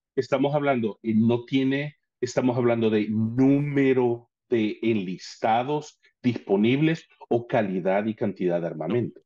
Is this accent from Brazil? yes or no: no; El Salvador; Yo soy salvadoreño